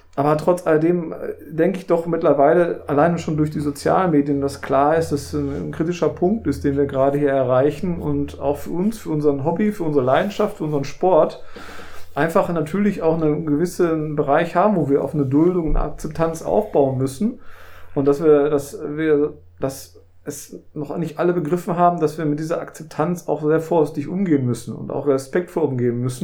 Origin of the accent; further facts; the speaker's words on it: Ruhr area, North Rhine-Westphalia, Germany; bei uns im Ruhrgebiet